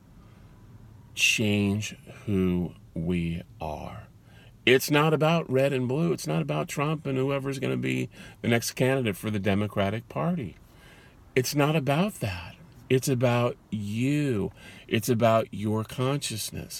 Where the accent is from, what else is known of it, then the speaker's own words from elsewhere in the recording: California, United States; I was born in California.